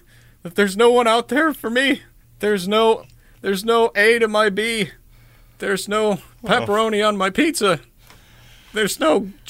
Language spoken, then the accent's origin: English; United Kingdom; I'm British